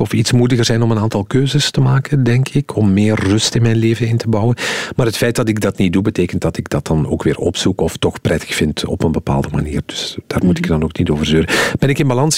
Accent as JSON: {"language": "Dutch", "region": "Flanders", "country": "Belgium"}